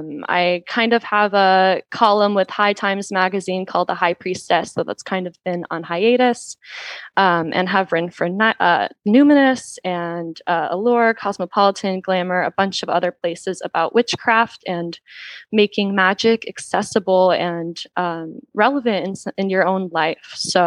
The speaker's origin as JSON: {"language": "English", "region": "the Bible Belt", "country": "United States", "tie": "born or raised there", "lives_now": "Los Angeles, United States", "said": "I am an author, a fashion alchemist, and a witch living in Los Angeles. I grew up in the Bible Belt and moved back to LA about 5 years ago and love it here."}